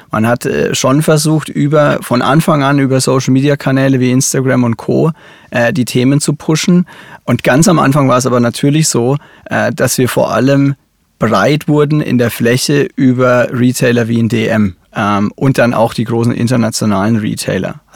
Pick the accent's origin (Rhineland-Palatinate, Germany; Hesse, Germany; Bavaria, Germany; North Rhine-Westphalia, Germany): Bavaria, Germany; Ich, ich komme aus Oberfranken. Ähm, das R ist quasi in uns drin.